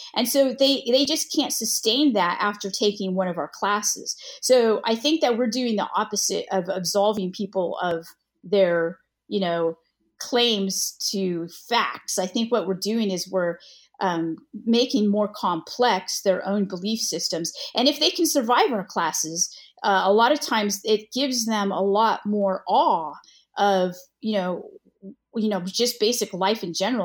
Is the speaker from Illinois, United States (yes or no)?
no; California, United States; moved away as an adult; now in the South, United States; I'm originally from California.